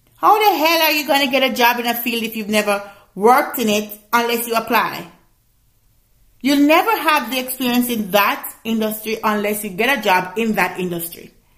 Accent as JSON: {"language": "English", "country": "Jamaica", "said": "I'm Jamaican, so I gotta put some of that patwa in there"}